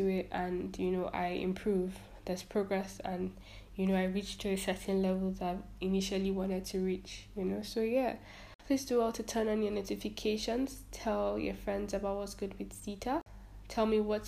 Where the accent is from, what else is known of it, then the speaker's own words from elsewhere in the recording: Nigeria; I am a Nigerian